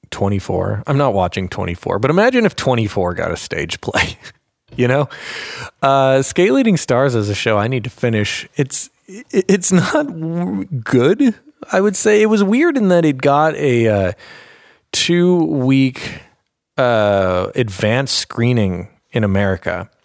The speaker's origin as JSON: {"language": "English", "town": "Minneapolis", "region": "Minnesota", "country": "United States", "said": "Anime Detour, my hometown convention from Minneapolis"}